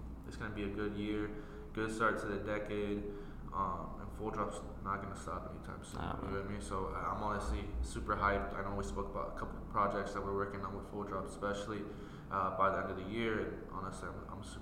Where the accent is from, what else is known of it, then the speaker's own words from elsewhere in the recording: Iowa, United States; we're just from Iowa